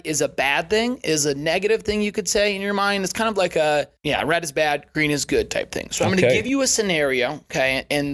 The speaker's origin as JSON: {"language": "English", "region": "Iowa", "country": "United States", "tie": "born or raised there", "moved": "yes", "said": "my hometown in Iowa"}